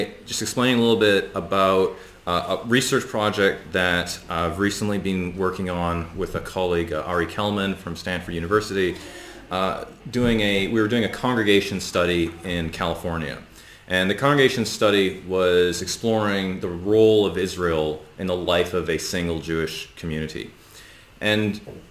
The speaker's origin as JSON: {"language": "English", "region": "West Coast of Canada", "country": "Canada", "tie": "born or raised there", "said": "I grew up in Canada on the West Coast"}